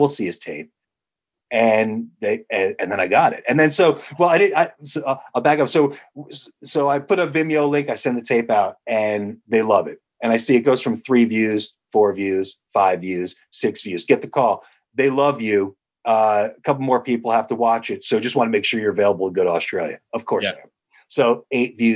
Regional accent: Poughkeepsie, New York, United States; I grew up in Poughkeepsie, New York

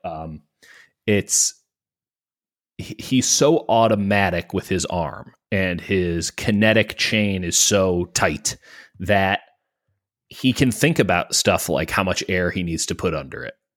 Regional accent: Chicago, Illinois, United States; my hometown of the city of Chicago

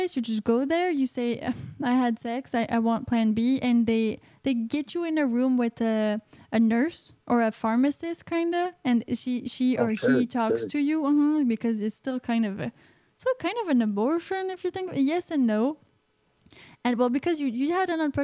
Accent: Canada; I'm Canadian

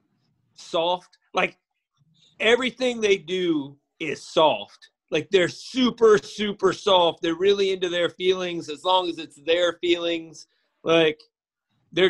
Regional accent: Northern Alabama, United States; I'm from Northern Alabama

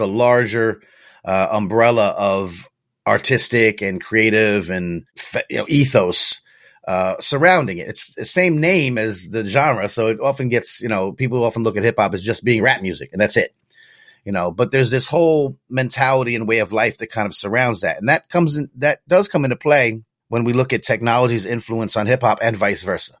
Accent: New York, United States; I grew up right outside of New York City

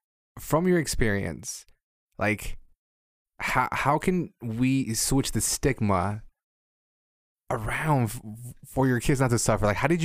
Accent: Mexico; moved away; I grew up in Mexico where if you take any kind of medication, you're crazy.

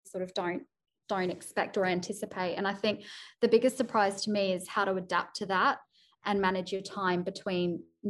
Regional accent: Sydney, New South Wales, Australia; moved away as an adult; now in United Kingdom; Sydney, which is my hometown

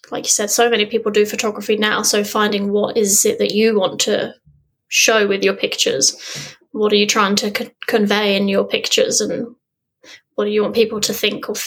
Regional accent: England, United Kingdom; I growing up in England, as I said, I never would have dreamt that I would have been able to see a humpback

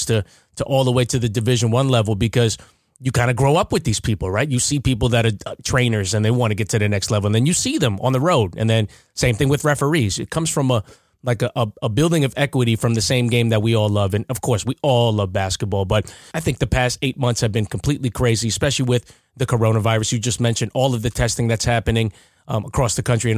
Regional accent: Long Island, New York, United States; I'm from that era too, but I'm from Long Island

